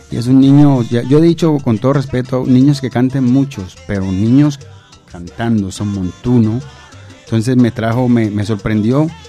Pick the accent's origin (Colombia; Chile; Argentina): Colombia; Cali, Valle del Cauca; Tengo mucha familia en Tumaco, pero soy caleño